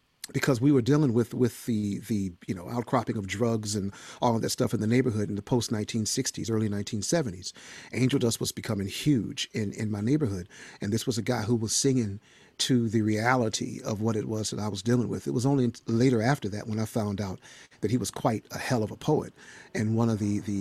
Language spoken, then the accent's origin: English; Chicago, Illinois, United States; I grew up in Chicago